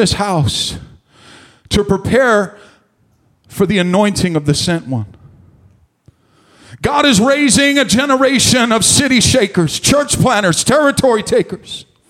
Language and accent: English; Stockton, California, United States; moved away as an adult; now in Maricopa, United States; a 19-year-old piece of white trash from the gutters of Stockton, California